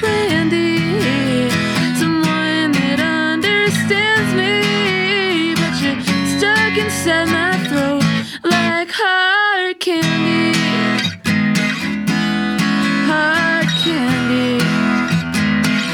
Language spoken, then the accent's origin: English; Boston, Massachusetts, United States; moved away; also born or lived in Wales; I grew up in Boston